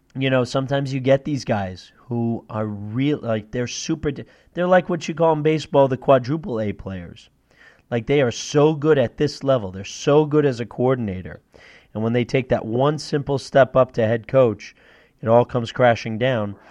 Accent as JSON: {"language": "English", "region": "Northeast", "country": "United States", "said": "I'm from the Northeast"}